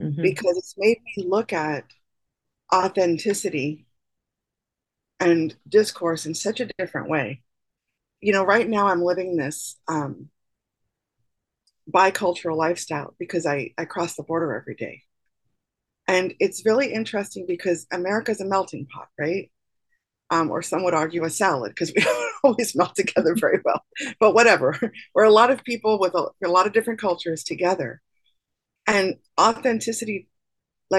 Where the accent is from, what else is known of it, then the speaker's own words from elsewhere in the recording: New York City, New York, United States; moved away; also born or lived in northern Florida; I'm from New York City